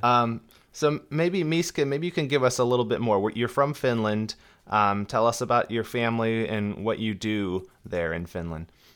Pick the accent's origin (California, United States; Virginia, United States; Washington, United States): California, United States; Southern; I'm from Southern California